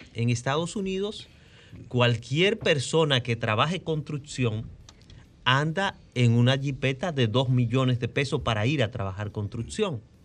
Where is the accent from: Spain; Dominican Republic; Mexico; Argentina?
Dominican Republic